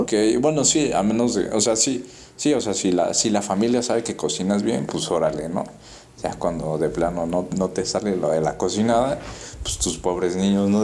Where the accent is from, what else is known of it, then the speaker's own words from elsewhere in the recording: Mexico; nuestra identidad, ¿no? Como mexicanos